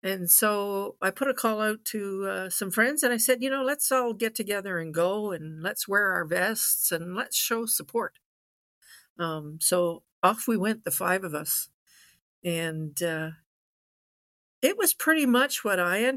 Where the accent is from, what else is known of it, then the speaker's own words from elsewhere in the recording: Ottawa Valley, Ontario, Canada; I was born and bred in the Ottawa Valley, right at our seat of parliament.